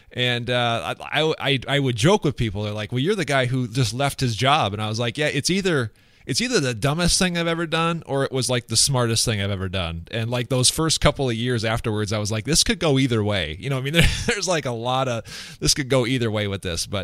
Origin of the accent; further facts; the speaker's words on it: west central Minnesota, United States; also born or lived in Sioux Falls, South Dakota / Phoenix, Arizona; I grew up in west central Minnesota